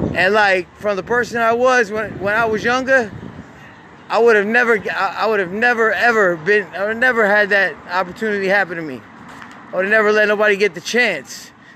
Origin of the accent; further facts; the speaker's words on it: Jacksonville, Florida, United States; I'm from I'm from Jacksonville, Florida